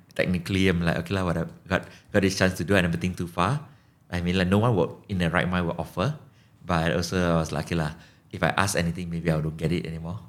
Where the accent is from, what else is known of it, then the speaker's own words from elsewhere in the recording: Malaysia; And I mentioned I'm from Malaysia and the person was super hyper and super excited.